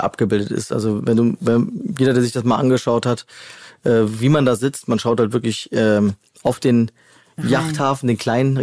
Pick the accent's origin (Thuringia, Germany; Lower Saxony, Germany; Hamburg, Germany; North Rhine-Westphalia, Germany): North Rhine-Westphalia, Germany; Hennef; moved away as an adult; also born or lived in Troisdorf; now in Cologne, Germany; ich bin Hennefer. Noch genauer, ich bin eigentlich in Trostdorf geboren.